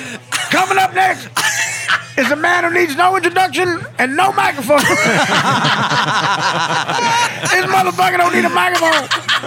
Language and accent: English; Rhode Island, United States; I'm from Rhode Island. Italian family.